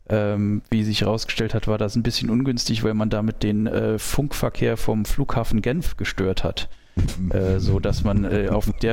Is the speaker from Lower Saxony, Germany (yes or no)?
no; Saarland, Germany; wir sind äh, beide in Sichtweite dieses Senders aufgewachsen